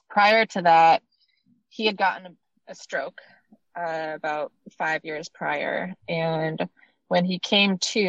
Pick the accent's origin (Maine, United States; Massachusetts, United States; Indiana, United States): Maine, United States; moved away; I was born and raised in Maine, and that's where I spent the most part of my life